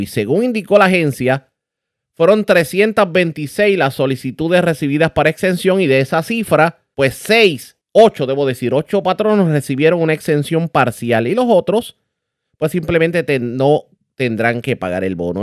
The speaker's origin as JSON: {"language": "Spanish", "country": "Puerto Rico", "said": "nosotros como puertorriqueños"}